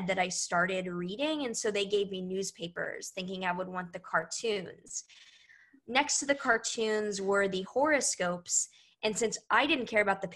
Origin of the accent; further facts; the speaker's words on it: Houston, Texas, United States; I was born in Houston, Texas